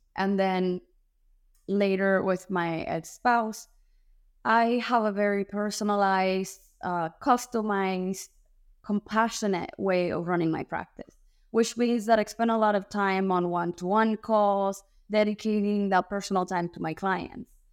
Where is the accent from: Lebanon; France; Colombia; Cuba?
Cuba; now in United States; I'm born and raised in Cuba